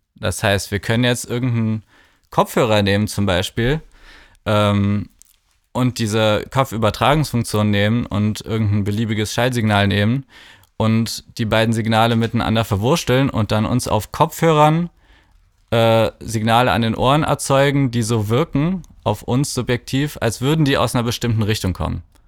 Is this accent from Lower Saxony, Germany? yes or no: no; Cologne, North Rhine-Westphalia, Germany; moved away as an adult; also born or lived in Bergisch Gladbach; now in Berlin, Germany; ich komme aus Köln